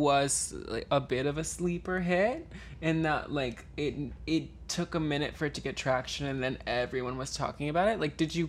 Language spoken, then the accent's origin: English; Missouri, United States; My family's from Missouri. I'm from Missouri.